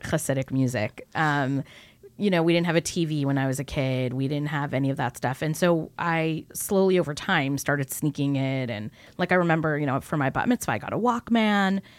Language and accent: English; California, United States; also born or lived in New York; I was born in New York, raised on the West Coast in California